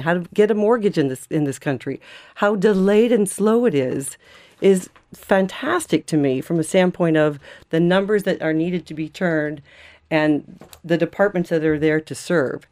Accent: United States; moved away as an adult; now in Ireland; as an American living in Ireland

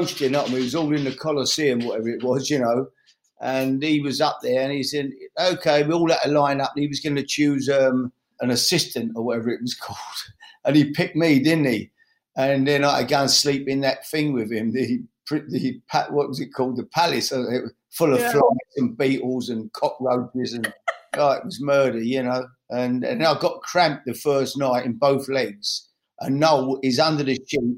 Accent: London, United Kingdom; I grew up in the East End of London

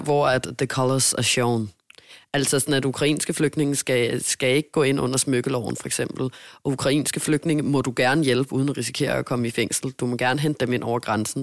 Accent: Denmark; moved away as an adult; now in Hamburg, Germany; jeg er hjemme i Danmark

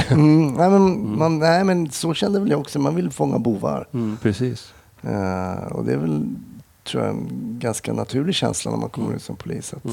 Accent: Smedjebacken, Dalarna County, Sweden; also born or lived in Stockholm; now in Falun, Sweden; jag är uppväxt i Smedjebacken så det var inte riktigt min hemort.

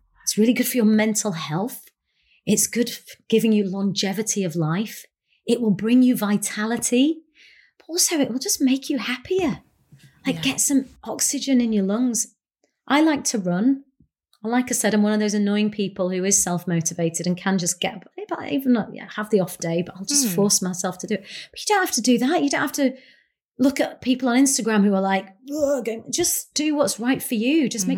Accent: India; that actually what actually is makes me powerful is the fact that I'm Indian and I come from two different cultures

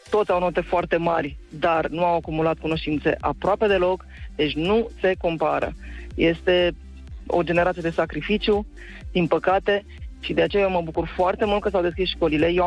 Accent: Brașov, Brașov County, Romania; Bună dimineața … sunt din Brașov.

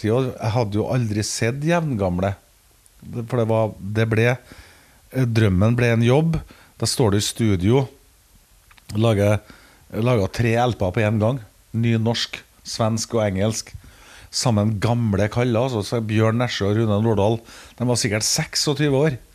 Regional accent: Denmark; Nummer tre var … sjøl om jeg er dansk.

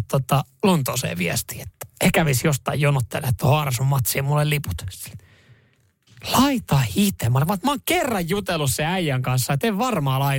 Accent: Finland; No mä oon Suomesta. Mä oon Suomesta.

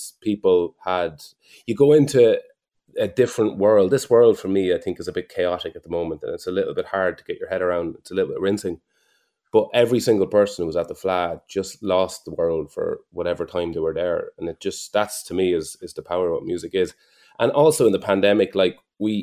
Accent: Mullingar, Westmeath, Ireland; I was never prouder of my hometown.

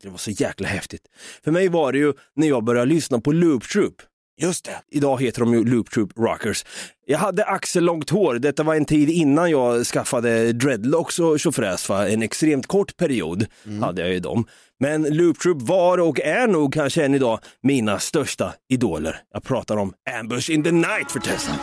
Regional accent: Norrköping, Östergötland, Sweden; Vi är från Norrköping.

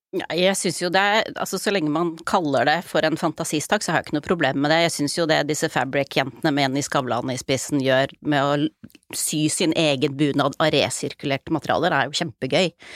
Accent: Oslo, Norway; jeg er født og oppvokst i Oslo

